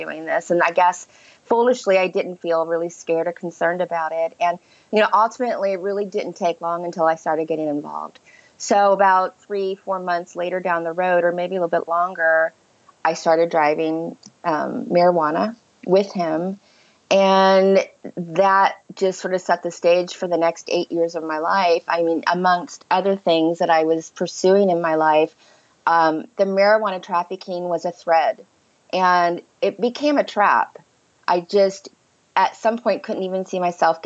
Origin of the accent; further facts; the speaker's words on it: Ohio, United States; moved away as an adult; also born or lived in Chicago; I grew up in the Midwest, in Ohio, on a farm